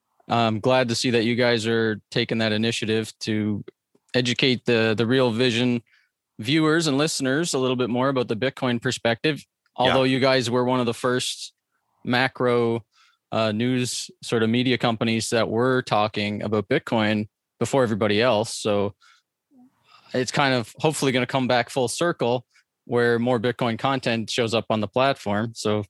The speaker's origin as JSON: {"language": "English", "region": "Atlantic Canada", "country": "Canada", "tie": "born or raised there", "said": "so I grew up on the East Coast of Canada in poverty."}